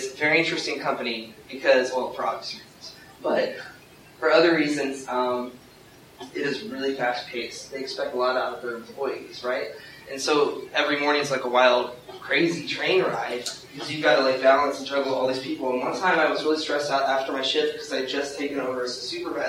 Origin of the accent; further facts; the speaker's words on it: Youngstown, Ohio, United States; I come from Youngstown, Ohio